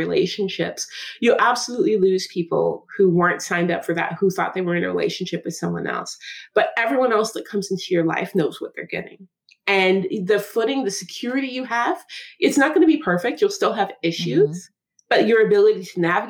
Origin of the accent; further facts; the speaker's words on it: Seattle, Washington, United States; The way I speak growing up in Seattle with college education